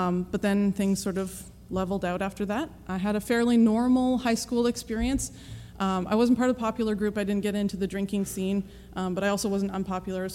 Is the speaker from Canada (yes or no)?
yes; British Columbia, Canada; I am from Canada, born and raised in British Columbia.